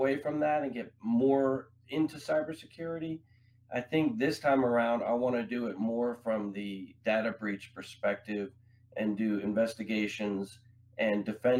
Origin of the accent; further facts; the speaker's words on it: Long Island, New York, United States; moved away; I grew up in New York on Long Island.